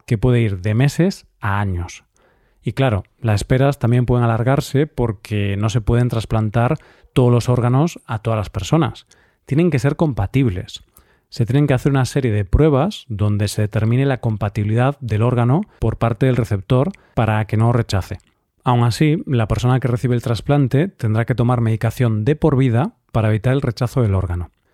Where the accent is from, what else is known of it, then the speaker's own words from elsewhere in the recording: Spain; en nuestro país se hacen bastantes esfuerzos para impulsar la donación de órganos